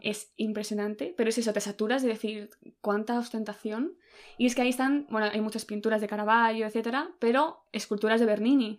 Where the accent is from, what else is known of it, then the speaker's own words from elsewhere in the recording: Spain; a los españoles se nos, suena como más italiano